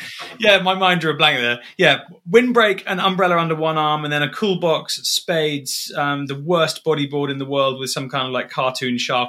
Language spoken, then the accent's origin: English; Dubai, United Arab Emirates; I grew up in Dubai, and my dad bought my mum like a secondhand a Jaguar Sovereign